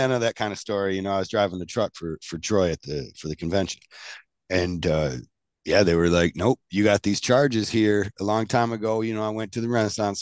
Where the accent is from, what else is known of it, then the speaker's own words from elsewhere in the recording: Canada; I'm Canadian. I'm a Canuck, brother.